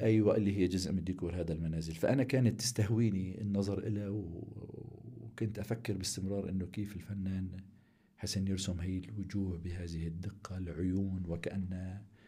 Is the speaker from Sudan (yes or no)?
no; Aleppo, Aleppo Governorate, Syria; من مواليد حلب عام 1963